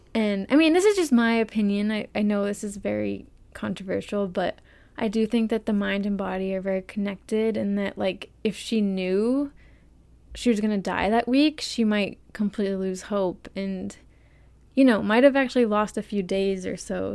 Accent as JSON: {"language": "English", "country": "United States", "said": "we're American"}